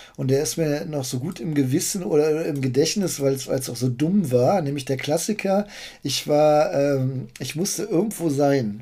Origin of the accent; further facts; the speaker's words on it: Bückeburg, Lower Saxony, Germany; ich bin in Bückeburg aufgewachsen, so eine typische Kleinstadt